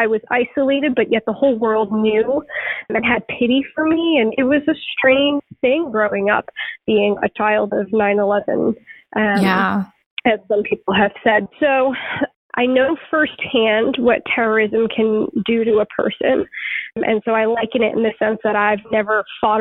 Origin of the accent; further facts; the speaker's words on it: Suffolk County, Long Island, New York, United States; I grew up on Long Island, Suffolk County, Long Island